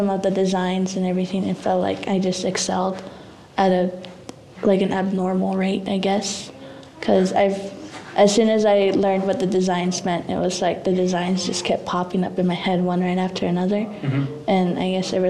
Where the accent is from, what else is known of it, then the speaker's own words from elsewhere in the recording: Zuni Pueblo, New Mexico, United States; I'm 19 years old, and I'm also from the Zuni Pueblo